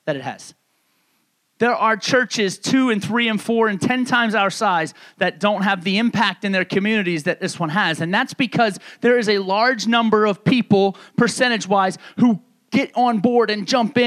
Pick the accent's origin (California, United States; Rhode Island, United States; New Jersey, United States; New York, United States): New York, United States; moved away; the people that I grew up with back in New York